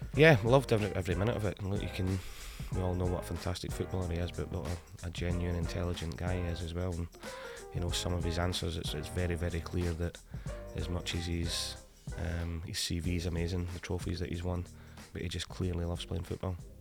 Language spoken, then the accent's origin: English; Scotland, United Kingdom; I come from Scotland, small country